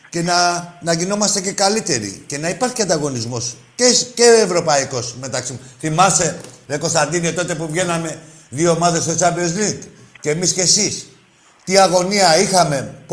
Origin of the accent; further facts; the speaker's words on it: Central Greece, Greece; Είμαι Ολυμπιακό από τη Φωκίδα.